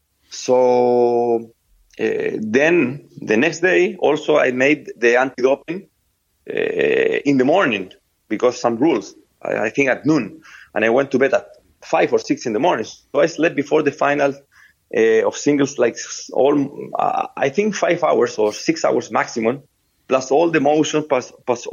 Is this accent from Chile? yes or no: yes; Viña del Mar, Valparaíso, Chile; English is a second language; I born in Viña del Mar, a small city. I come from Chile.